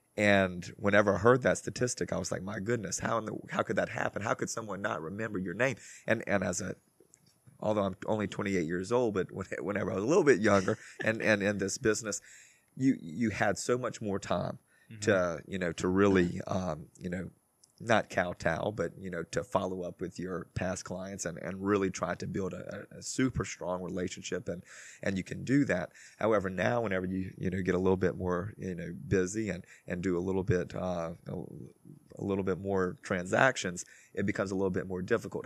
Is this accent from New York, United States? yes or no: no; Crowley, Louisiana, United States; I'm from Crowley, Louisiana, and that's kind of close to, to Lafayette